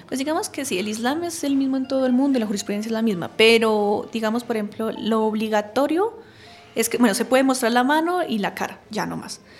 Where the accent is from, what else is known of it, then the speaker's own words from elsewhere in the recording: Colombia; nosotros colombianos